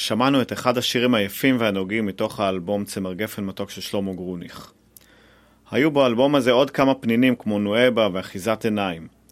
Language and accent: Hebrew; Haifa, Haifa District, Israel; אני מחיפה